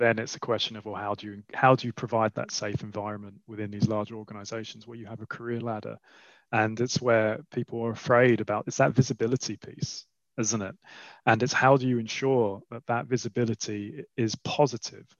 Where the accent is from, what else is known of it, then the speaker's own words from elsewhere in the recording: London, United Kingdom; also born or lived in Switzerland; I grew up in Southeast London and went to a school near Lewisham